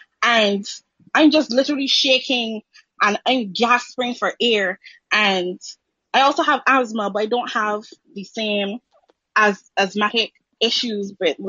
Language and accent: English; Barbados; I'm from Barbados.